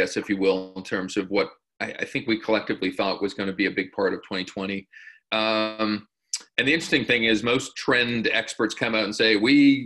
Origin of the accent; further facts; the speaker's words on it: Canada; as a Canadian